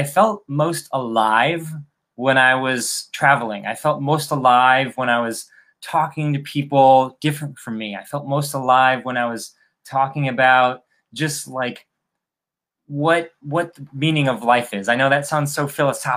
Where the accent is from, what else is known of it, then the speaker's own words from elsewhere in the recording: Chicago, Illinois, United States; moved away as an adult; now in Miami, United States; I'm originally from Chicago. But 4 years ago, I moved to Miami